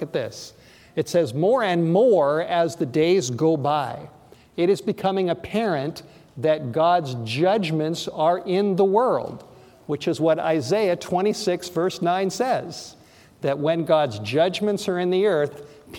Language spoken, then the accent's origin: English; Los Angeles, California, United States; I grew up in Los Angeles, went to school in North Hollywood and in the San Fernando Valley